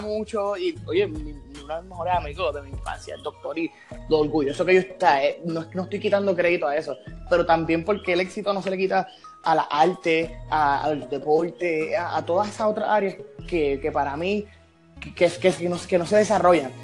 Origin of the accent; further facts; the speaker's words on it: San Juan, Puerto Rico; soy acá de, San Juan.